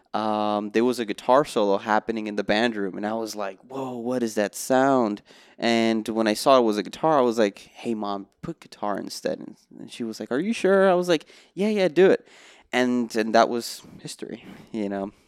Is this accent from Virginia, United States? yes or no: no; Miami, Florida, United States; moved away as an adult; also born or lived in New Brunswick, New Jersey; now in Los Angeles, United States; I was born in New Brunswick, New Jersey, but I didn't really start my musical journey till I moved to Miami in two thousand and two